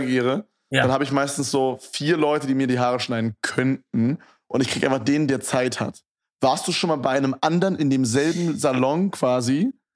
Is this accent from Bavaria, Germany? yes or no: no; Berlin, Germany; in Köpenick bin ich halt aufgewachsen